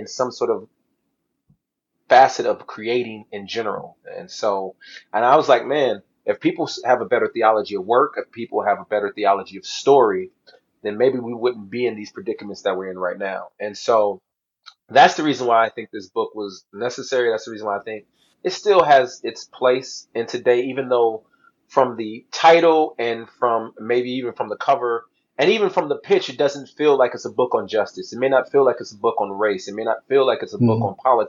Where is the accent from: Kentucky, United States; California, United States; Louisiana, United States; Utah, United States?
California, United States; Southern; I grew up in Southern California